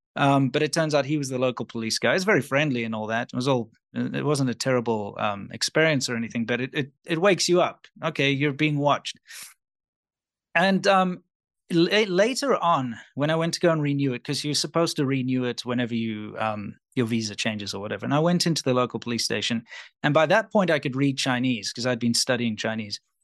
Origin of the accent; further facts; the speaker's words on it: South Africa; moved away as an adult; also born or lived in China; because I'm South African